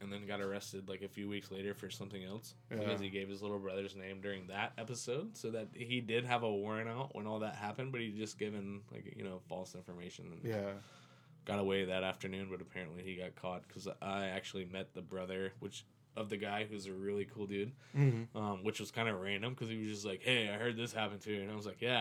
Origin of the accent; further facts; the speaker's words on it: Jacksonville, Florida, United States; I was born in Jacksonville